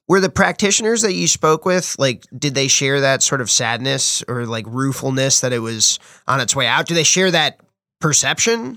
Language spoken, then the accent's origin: English; New Jersey, United States; moved away; I'm from New Jersey